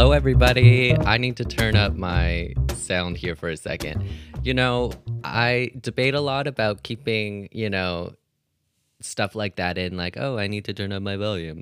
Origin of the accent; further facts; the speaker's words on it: Canada; I'm Canadian